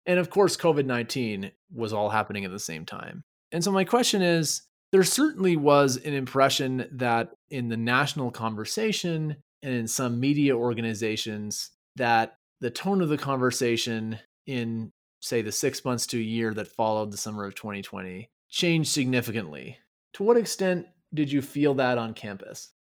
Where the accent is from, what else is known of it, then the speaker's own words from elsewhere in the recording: Quebec, Canada; first language English; moved away; I grew up in Quebec as part of the English linguistic minority.